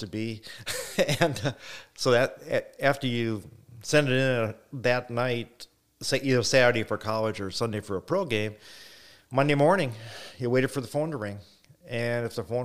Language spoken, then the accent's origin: English; Wisconsin, United States; I came from Wisconsin